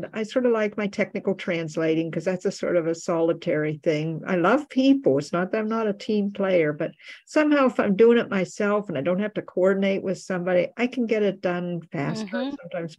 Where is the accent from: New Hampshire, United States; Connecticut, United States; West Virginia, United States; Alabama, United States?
Alabama, United States; accent: Alabama; And I lost my Alabama accent. It's going away now. I don't know where it went.